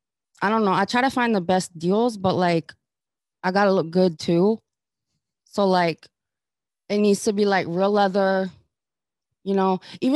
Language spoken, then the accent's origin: English; Ohio, United States; I'm from Ohio, but I had to move because of the military.